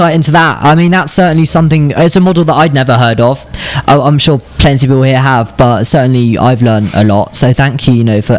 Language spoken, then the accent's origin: English; United Kingdom; as a Brit